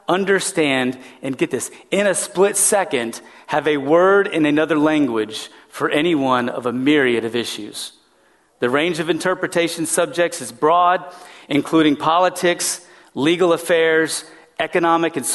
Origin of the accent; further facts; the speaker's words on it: West Texas, United States; growing up in West Texas, Spanish was very prevalent all around